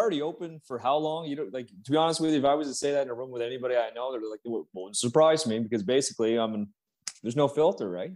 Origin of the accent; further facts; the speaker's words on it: Canada; I'm from Canada, so I'm down there by almost New York